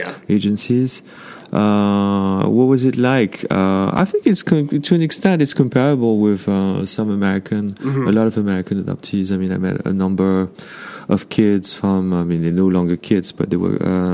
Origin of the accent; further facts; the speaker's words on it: Brittany, France; moved away as an adult; also born or lived in Paris, France / South Korea; now in New York, United States; I grew up in France. Okay. In northwestern France.